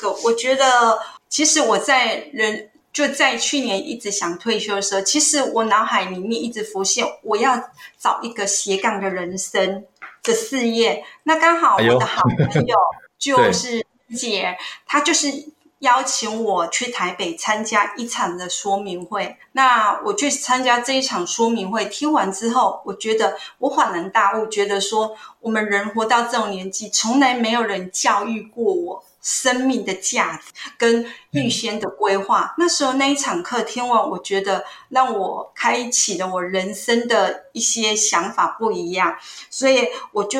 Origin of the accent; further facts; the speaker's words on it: Hsinchu, Taiwan; 我来自新竹。